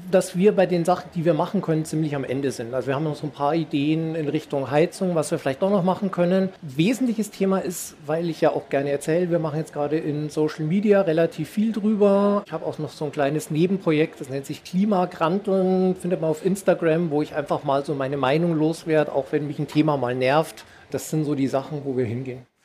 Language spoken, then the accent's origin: German; Thuringia, Germany; bei mir allein in Thüringen. Ich bin ja Thüringer